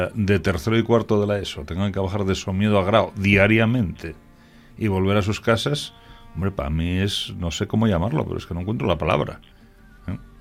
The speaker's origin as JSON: {"language": "Spanish", "town": "Salas", "region": "Asturias", "country": "Spain", "tie": "born or raised there", "also_born_or_lived": "Somiedo", "said": "yo nací en Salas, pero mi ascendencia es toda somedana"}